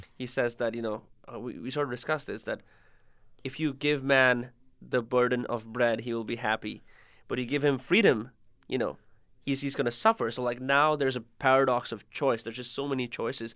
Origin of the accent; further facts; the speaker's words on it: India; moved away; I'm from India